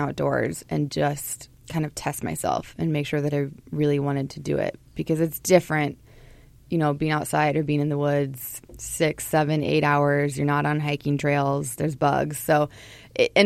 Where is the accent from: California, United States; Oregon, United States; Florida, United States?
Oregon, United States; Portland; born or raised there; moved away as an adult; also born or lived in St. Paul, Minnesota; now in Minnesota, United States